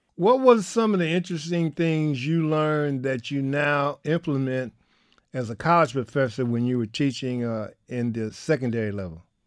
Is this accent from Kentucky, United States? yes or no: no; Detroit, Michigan, United States; As a young African-American growing up in Detroit, Michigan during the nineteen fifties and sixties